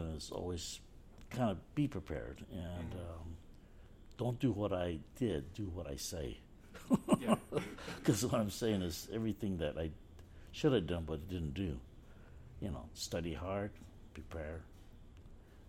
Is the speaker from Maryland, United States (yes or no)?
no; Chicago, Illinois, United States; growing up in Chicago